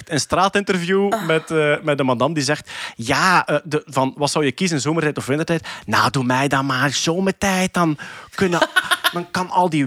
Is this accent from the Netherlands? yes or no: no; Belgium; staan wij om vijf uur op, hè, als, als, als Belg.